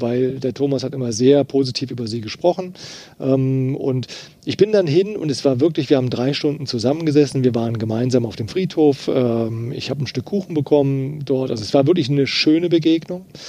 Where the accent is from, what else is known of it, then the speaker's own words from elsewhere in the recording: Eifel, Rhineland-Palatinate, Germany; also born or lived in Trier; ich bin ja in der Eifel groß geworden